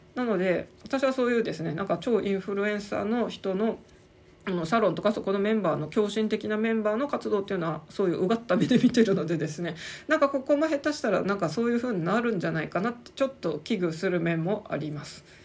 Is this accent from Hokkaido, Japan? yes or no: yes; Sapporo, Hokkaido, Japan; moved away as an adult; also born or lived in Saitama Prefecture / Tokyo; 札幌という故郷生活を全て切り捨ててあの思い切って40代半ばでですねあの埼玉県移住